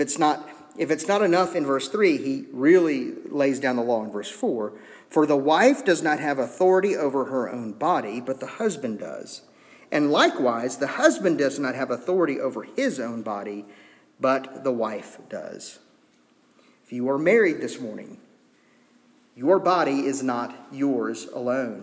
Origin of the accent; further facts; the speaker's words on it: United States; as American citizens